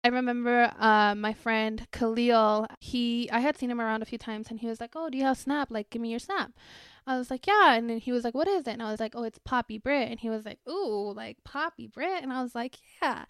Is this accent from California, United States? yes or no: no; Greeley, Colorado, United States; also born or lived in Parral, Chihuahua, Mexico / El Tule, Chihuahua, Mexico / Thornton, Colorado; now in Denver, United States; I actually grew up in Greeley